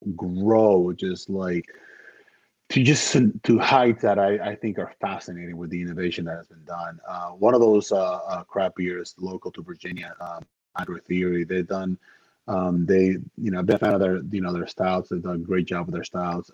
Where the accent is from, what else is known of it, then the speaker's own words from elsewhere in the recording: Dominican Republic; moved away; I am from the Dominican Republic originally, so we are cigar country